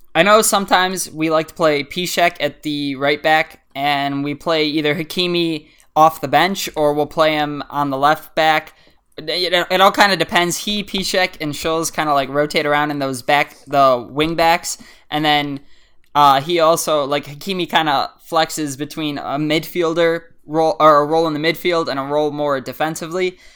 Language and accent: English; United States; as an American